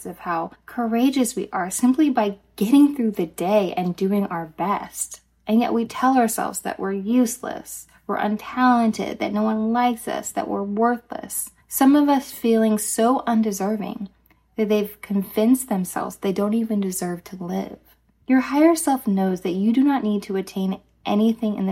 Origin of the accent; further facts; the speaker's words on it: Dallas, Texas, United States; I grew up in Dallas, Texas, and in our elementary school